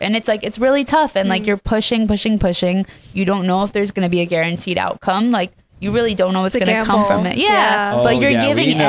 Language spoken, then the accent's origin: English; Vancouver, British Columbia, Canada; moved away as an adult; also born or lived in Iran; now in Los Angeles, United States; I was born in Iran and moved to Canada when I was 7, and then to LA in, I believe it was 2020